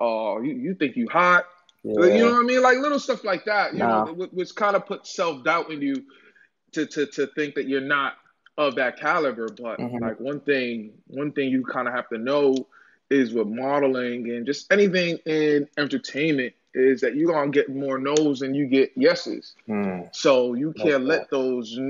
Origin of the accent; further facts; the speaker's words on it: Boston, Massachusetts, United States; I'm from Boston, Mass